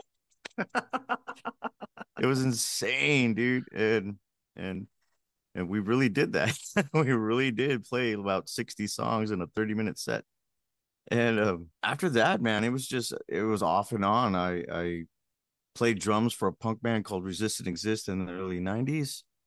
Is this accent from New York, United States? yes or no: no; Pico Rivera, California, United States; growing up in Pico Rivera, California, it's a little suburb